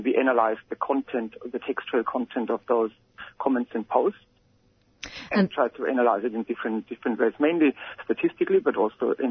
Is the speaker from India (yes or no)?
no; Germany; moved away as an adult; now in Australia; I'm from Germany, so when I arrived in Australia 8 or 9 years ago